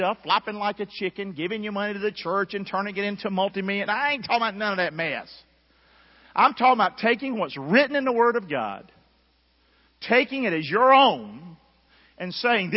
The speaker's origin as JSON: {"language": "English", "town": "Rockingham", "region": "North Carolina", "country": "United States", "tie": "born or raised there", "moved": "yes", "said": "I grew up in Rockingham, North Carolina."}